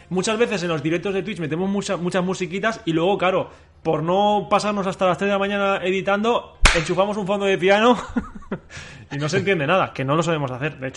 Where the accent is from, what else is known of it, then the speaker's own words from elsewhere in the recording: Catalonia, Spain; Aquí no se tira nada, somos catalanes